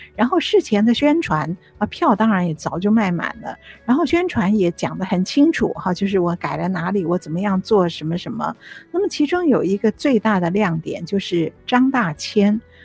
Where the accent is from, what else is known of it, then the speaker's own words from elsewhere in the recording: Taiwan; 我们也是小的时候，在台湾看那个传统的六月雪成派系的演出